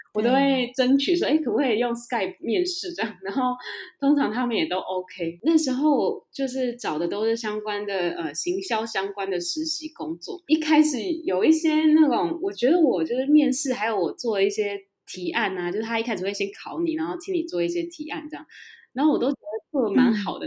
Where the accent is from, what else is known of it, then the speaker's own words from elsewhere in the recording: Taiwan; also born or lived in United Kingdom; 我们台湾人就是差这一点